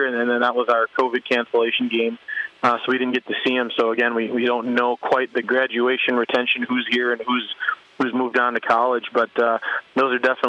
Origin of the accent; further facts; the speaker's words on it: Michigan, United States; moved away as an adult; now in Pierre, United States; growing up in Michigan